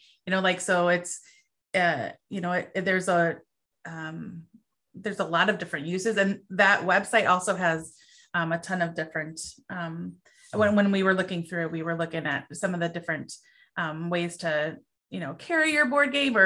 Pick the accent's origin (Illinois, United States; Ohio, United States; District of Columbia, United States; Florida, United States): Illinois, United States; Chicago; I grew up in Chicago, and in Chicago we have deep dish